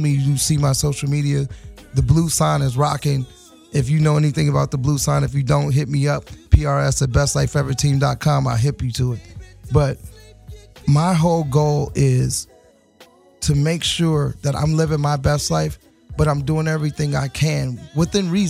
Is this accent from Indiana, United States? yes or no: yes; Gary, Indiana, United States; I'm from Gary, Indiana, so I know about living in the projects